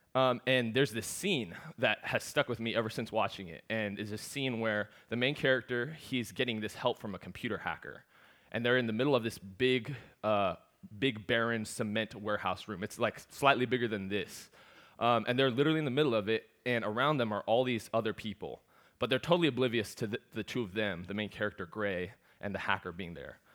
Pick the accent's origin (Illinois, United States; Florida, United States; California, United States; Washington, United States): Washington, United States; Seattle; also born or lived in Galveston, Texas; I'm from Seattle